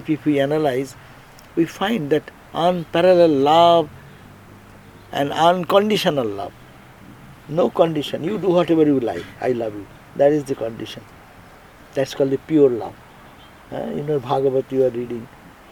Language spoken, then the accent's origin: English; India